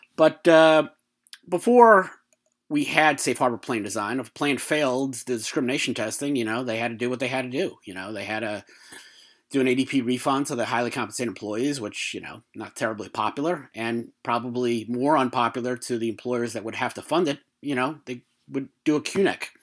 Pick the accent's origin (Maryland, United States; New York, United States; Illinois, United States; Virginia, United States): New York, United States; in terms of being a New Yorker